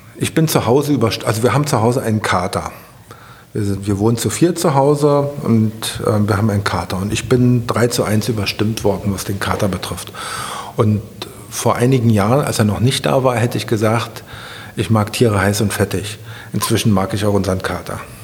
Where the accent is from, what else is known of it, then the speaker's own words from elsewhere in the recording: Berlin, Germany; Ich bin am Mögelsee aufgewachsen und mit dem Faltboot über den Mögelsee ähm, gefahren. Da habe ich meine Kindheit verbracht.